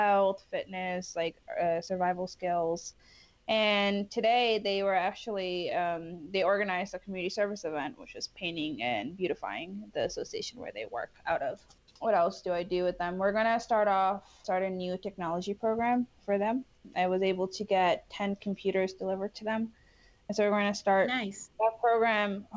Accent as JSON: {"language": "English", "town": "New York City", "region": "New York", "country": "United States", "tie": "born or raised there", "also_born_or_lived": "Bangladesh / Morocco", "said": "I immigrated to New York when I was 7"}